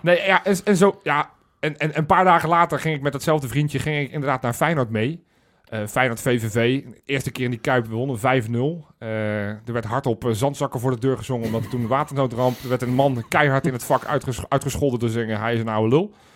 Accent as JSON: {"language": "Dutch", "town": "Zoetermeer", "region": "South Holland", "country": "Netherlands", "said": "Ik kom uit Zoetermeer"}